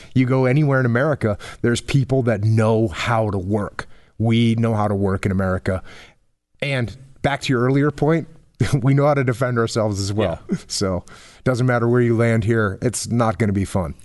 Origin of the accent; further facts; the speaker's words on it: New England, United States; I grew up in New England